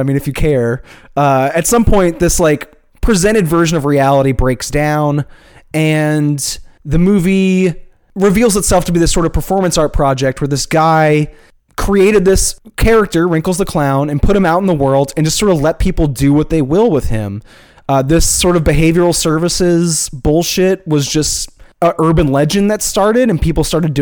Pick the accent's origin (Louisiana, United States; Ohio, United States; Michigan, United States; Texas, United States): Louisiana, United States; Chalmette; I'm from Chalmette